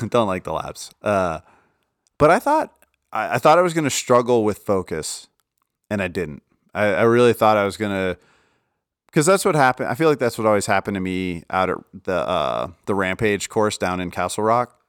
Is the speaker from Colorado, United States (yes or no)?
yes; Colorado, United States